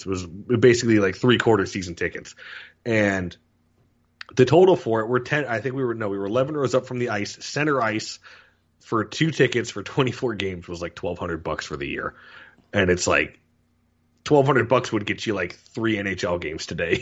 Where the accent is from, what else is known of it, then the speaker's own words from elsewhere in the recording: Florida, United States; being down from Florida, growing up in Florida